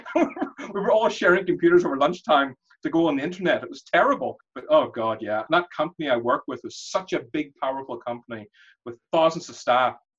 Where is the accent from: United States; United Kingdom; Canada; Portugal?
United Kingdom; Belfast, Northern Ireland; moved away; also born or lived in London; My parents were Indian as well, but I grew up in Belfast